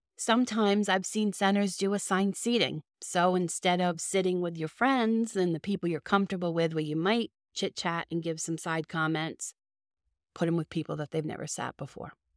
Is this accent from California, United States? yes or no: no; Boston, Massachusetts, United States; accent: Boston; my Boston accent